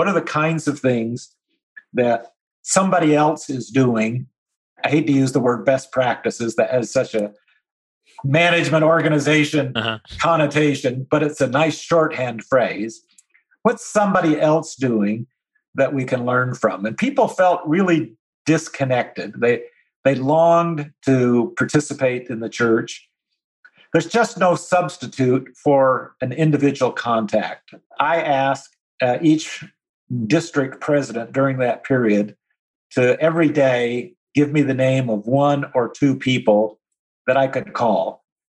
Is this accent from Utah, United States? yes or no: yes; Utah, United States; moved away as an adult; also born or lived in Southern US; I grew up in Utah, I just lived in the South for 25 years